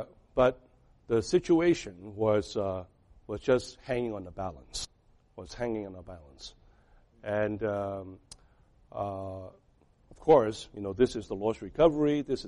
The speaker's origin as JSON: {"language": "English", "town": "Boston", "region": "Massachusetts", "country": "United States", "lives_now": "Rhode Island, United States", "said": "I came from Boston, but I ended up with Rhode Island."}